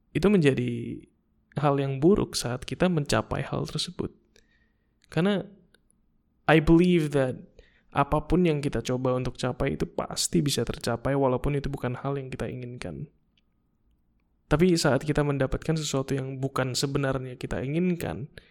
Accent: Indonesia; kita datang dari Indonesia

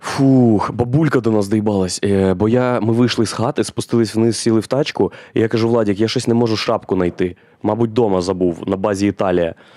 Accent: Boryspil, Kyiv Oblast, Ukraine; Я ж з Борисполя, а це повітряні ворота України і у нас там дві льотних частини, і аеропорт

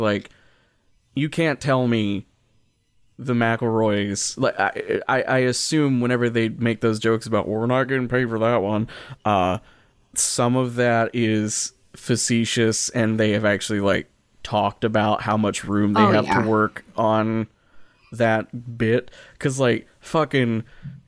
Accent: Kentucky, United States; I grew up in Kentucky

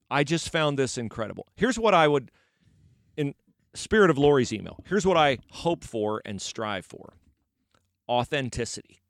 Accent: West Liberty, United States; he's from my hometown.

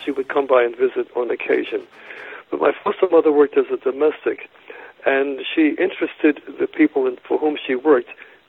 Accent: New York City, New York, United States; also born or lived in Poughkeepsie, New York; I was born in Poughkeepsie, New York. My mother, well, she did not raise me. My foster mother raised me from 3 months old. And I grew up in Harlem on 129th Street.

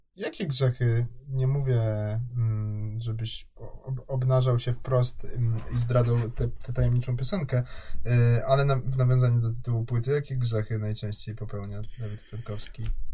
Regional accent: Kraków, Lesser Poland, Poland; jestem z Krakowa

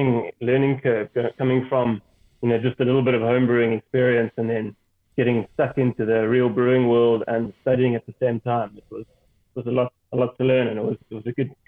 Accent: Cape Town, Western Cape, South Africa; moved away as an adult; now in Maun, Botswana; I grew up in Cape Town. I lived in Cape Town for most of my life. And I've only been up here in Maun for just over a year and a half now.

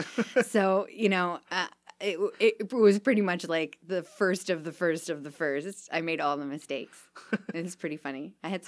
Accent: Harper Woods, Michigan, United States; I'm an Eastsider. I'm pretty much a lifelong Eastsider. Uh-huh. I lived where I consider where I grew up was Harper Woods.

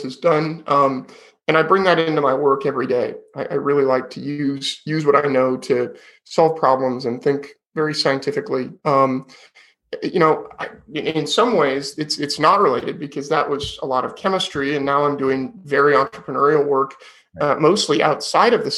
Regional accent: Sonoma County, California, United States; also born or lived in Davis, California; I grew up in Sonoma County, which is wine country in California

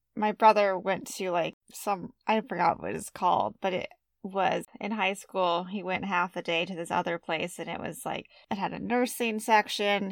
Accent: United States; We're very American

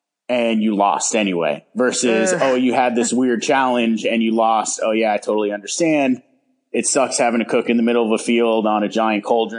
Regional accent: San Francisco, California, United States; hopefully back up in San Francisco, what I consider my hometown, and open up shop up t

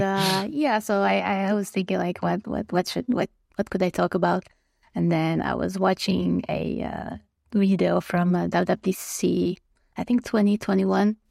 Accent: Croatia; moved away as an adult; now in Toronto, Canada; I am from Croatia, uh, which is a small country in Europe

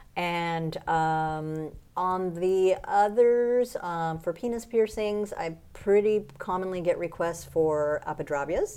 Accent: United States; moved away as an adult; also born or lived in New Orleans; now in Mexico; I live in Mexico, even though I'm an American

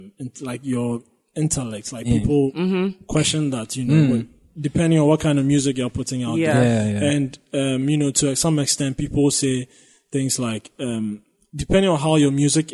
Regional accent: Ghana; You know, as a Ghanaian, it felt like I could relate to a lot of things in that sense.

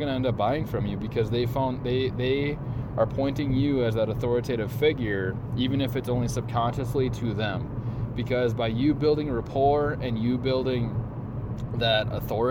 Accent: Central Minnesota, United States; I was born in Central Minnesota

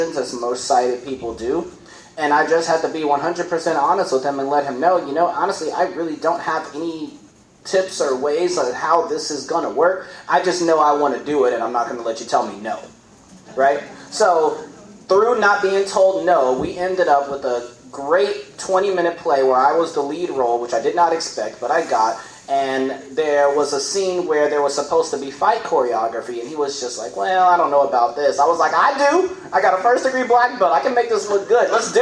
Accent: Gary, Indiana, United States; moved away; also born or lived in Louisville, Kentucky; I am from Gary, Indiana

